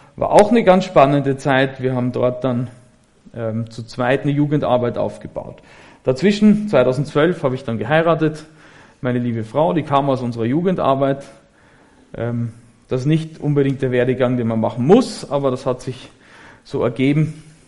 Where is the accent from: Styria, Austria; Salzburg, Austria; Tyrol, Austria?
Styria, Austria; Graz; moved away as an adult; now in Germany; ich komme aus Österreich